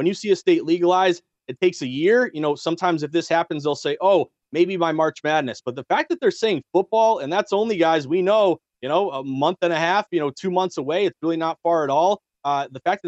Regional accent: the Berkshires of Western Massachusetts, United States; moved away as an adult; now in Boston, United States; I grew up in the Berkshires of Western Mass.

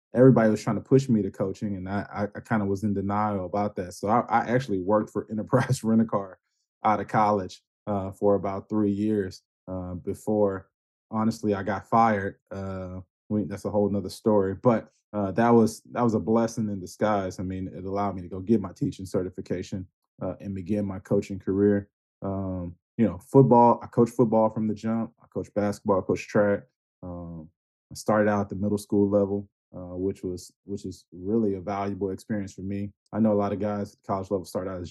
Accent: Houston, Texas, United States; I grew up on the east side of Houston, near North Shore High School.

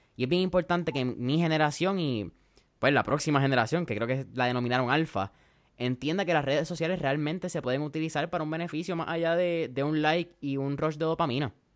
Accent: Puerto Rico

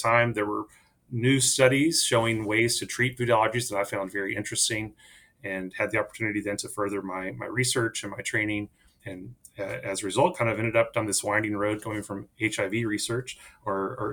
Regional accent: East Texas, United States; I am a Texan. So I actually grew up on a cattle ranch in East Texas

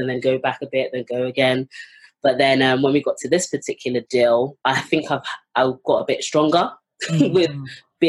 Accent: London, United Kingdom; I'm from London, North London, in Finsbury Park.

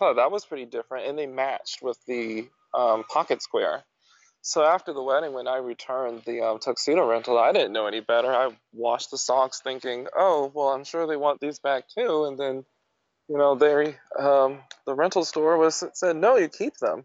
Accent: Jacksonville, Florida, United States; my hometown

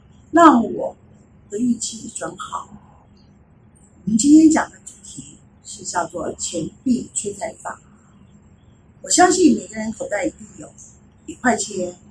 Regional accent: China; 我们中国人是不是过年的时候大家都有红包袋？

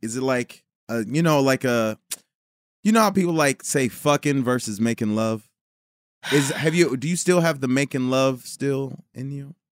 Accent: Chicago, Illinois, United States; now in Los Angeles, United States; I was born in Chicago

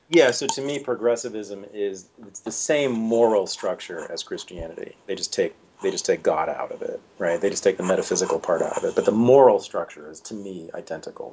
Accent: Berkeley, California, United States; I was born in Berkeley, California, uh, in the mid 1965, to revolutionary socialist parents

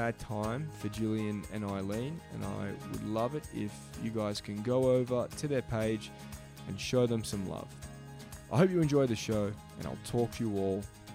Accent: Australia; I'm from Australia

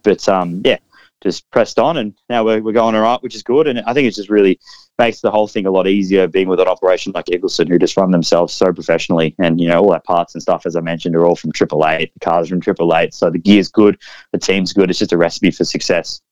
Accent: Melbourne, Victoria, Australia; I'm from Melbourne, so I got to test at Winton

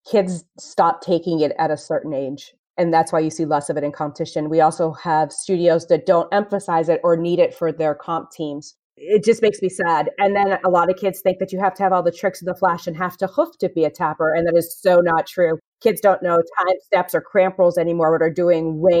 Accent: Manchester, New Hampshire, United States; I am originally from Manchester, New Hampshire. I grew up tapping there, and my parents drove my little brother and myself to Boston as we got older to take classes.

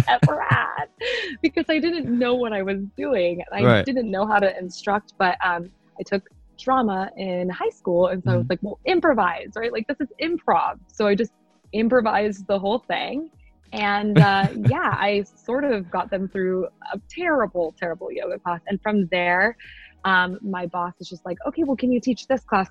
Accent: Arizona, United States; I wanted to stay in Arizona. That's where I'm from

